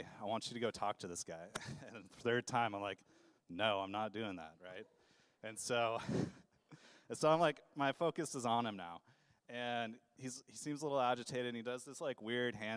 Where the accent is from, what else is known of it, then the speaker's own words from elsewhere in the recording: Idaho, United States; moved away as an adult; now in Portland, United States; I grew up in Idaho, and the reason I'm in Portland is that I initially moved out here to go to college